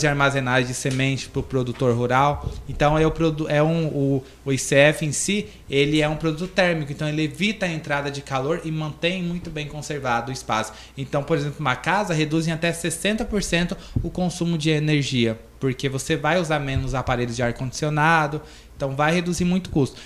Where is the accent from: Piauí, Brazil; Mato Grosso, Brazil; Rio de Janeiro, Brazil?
Mato Grosso, Brazil; Vila Rica; moved away as an adult; do interior de Vila Rica, aí na zona rural, onde eu cresci, me criei até os 18 anos na roça